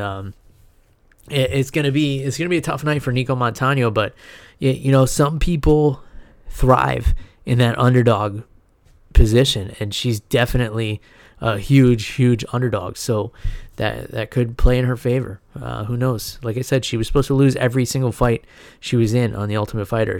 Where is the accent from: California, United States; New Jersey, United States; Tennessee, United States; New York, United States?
New York, United States; New Rochelle; I was born and raised in New Rochelle, New York